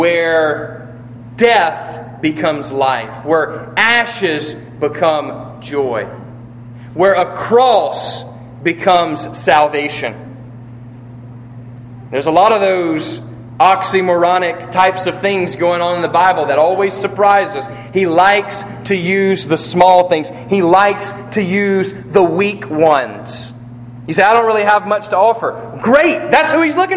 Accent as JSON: {"language": "English", "country": "United States", "said": "we're American"}